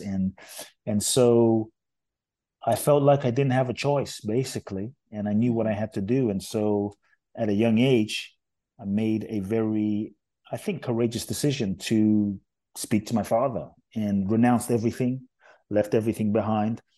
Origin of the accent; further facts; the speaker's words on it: London, United Kingdom; also born or lived in Ghana; now in United States; I was born in Ghana, West Africa. My father's from Ghana, my mother's Japanese. I grew up in London